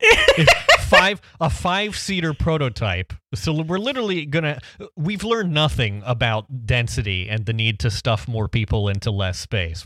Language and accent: English; Ohio, United States; now in Detroit area, United States; my hometown, uh, was not technically Middletown, Ohio, but our postal address was Middletown, Ohio, because we lived about fifteen miles from Middletown, Ohio